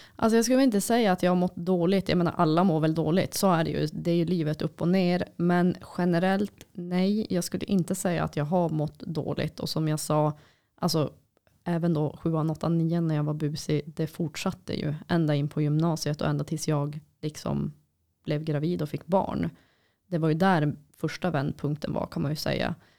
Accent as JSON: {"language": "Swedish", "town": "Boden", "region": "Norrbotten County", "country": "Sweden", "tie": "born or raised there", "said": "när jag var liten och bodde i Boden"}